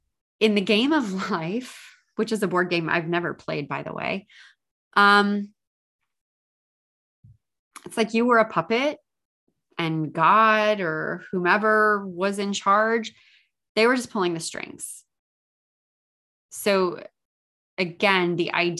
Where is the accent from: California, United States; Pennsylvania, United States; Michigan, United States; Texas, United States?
California, United States; San Diego; I live in San Diego and I was born in San Diego